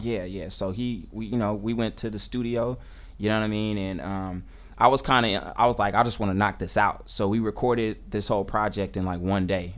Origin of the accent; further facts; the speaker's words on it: Oakland, California, United States; I'm an MC. I'm an educator. Uh, I'm from Oakland.